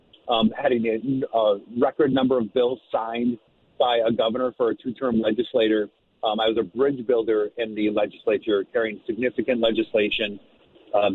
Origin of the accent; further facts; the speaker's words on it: White Bear Lake, Minnesota, United States; I grew up in White Bear Lake